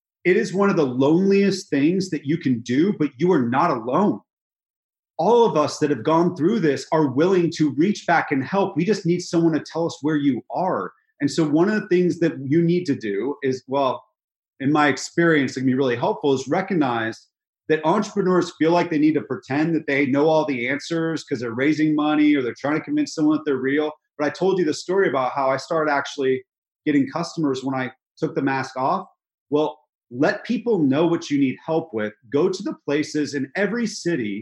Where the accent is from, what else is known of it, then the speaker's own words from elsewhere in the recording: California, United States; moved away as an adult; now in Nashville, United States; So I'm from California. I had to come to a place in Nashville, Tennessee that I'd never been